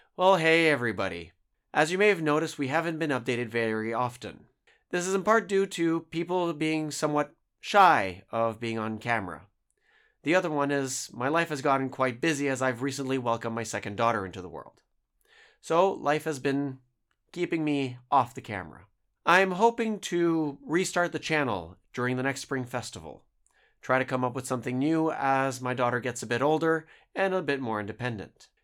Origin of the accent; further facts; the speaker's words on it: Canada; moved away as an adult; now in Ningbo, China; I'm from Canada.